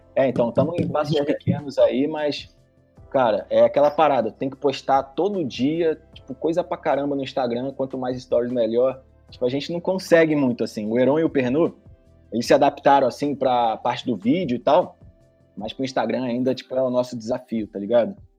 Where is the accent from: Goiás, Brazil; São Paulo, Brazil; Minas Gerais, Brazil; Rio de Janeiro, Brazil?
Rio de Janeiro, Brazil; lá no meu bairro, lá em Tereza. Lá no Rio de Janeiro